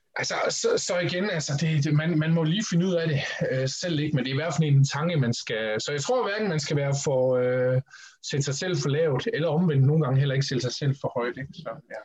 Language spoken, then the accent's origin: Danish; Horsens, Central Denmark Region, Denmark; Jeg startede i den lokale atletikklub i Horsens, hvor jeg kommer fra, Atletica